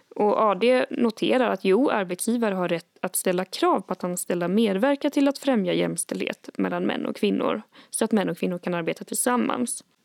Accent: Värmland, Sweden; jag är uppvuxen i Värmland

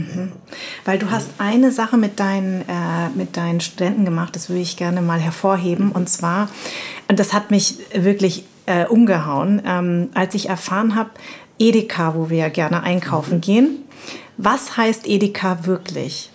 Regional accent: Darmstadt, Hesse, Germany; Ich komme von hier, ich bin aus Darmstadt

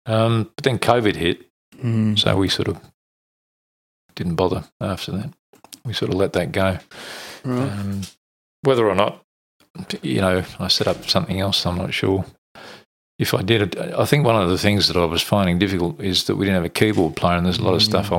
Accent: London, United Kingdom; now in Australia; I come from North London originally. {S2} Okay. {S0} So that was where I spent my formative years, I suppose, in North London.

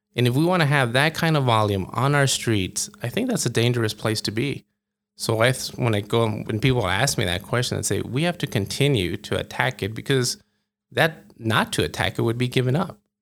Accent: El Paso, Texas, United States; moved away as an adult; now in Albuquerque, United States; I grew up in El Paso

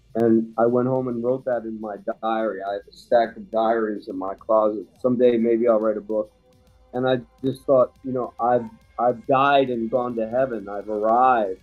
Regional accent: Bristol, Pennsylvania, United States; growing up outside of Philadelphia, a place called Bristol

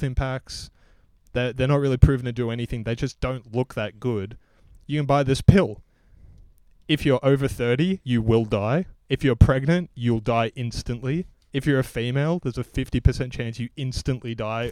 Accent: Australia; being Australian

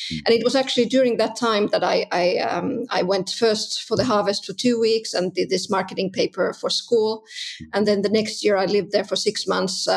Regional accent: Southern Finland, Finland; English is a second language; Yeah, that's right. That's right. Uh, in the south of Finland.

